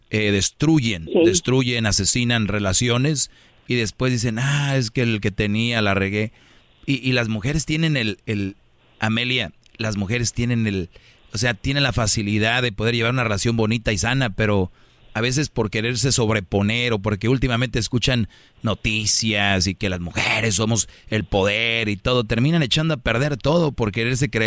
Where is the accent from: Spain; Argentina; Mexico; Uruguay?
Mexico; Monterrey, Nuevo León; yo, yo soy de Monterrey